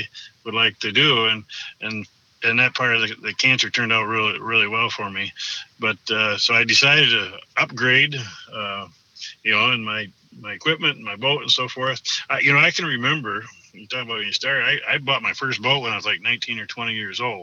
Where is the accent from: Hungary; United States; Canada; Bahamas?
United States; Allendale, Michigan; I grew up in Allendale, Michigan. It's on the west side of Grand Rapids